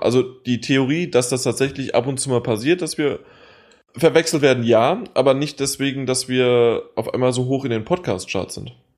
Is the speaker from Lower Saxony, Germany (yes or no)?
no; Hesse, Germany; ich bin Hesse.